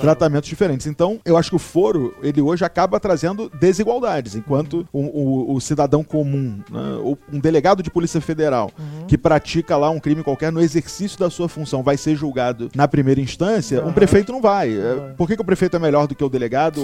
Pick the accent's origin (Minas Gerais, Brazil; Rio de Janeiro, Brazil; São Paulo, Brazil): Rio de Janeiro, Brazil; quando eu era criança, morava aqui no Rio, num, num bairro chamado Tijuca